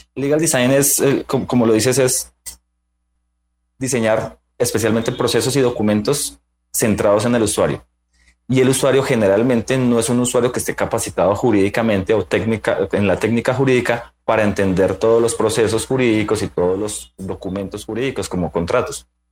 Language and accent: Spanish; Bogotá, Colombia; soy bogotano